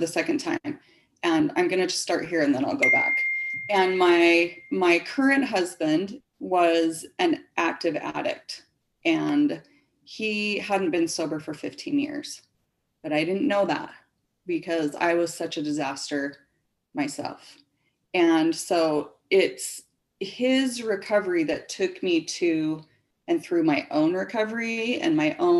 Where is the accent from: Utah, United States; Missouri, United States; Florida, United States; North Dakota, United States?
Utah, United States; Springville; I was born and raised in Springville, Utah